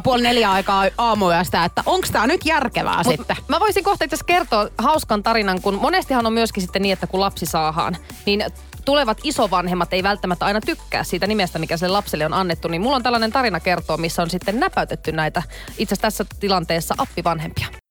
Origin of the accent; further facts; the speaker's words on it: Oulu, North Ostrobothnia, Finland; moved away; mun kotikaupungissa Oulussa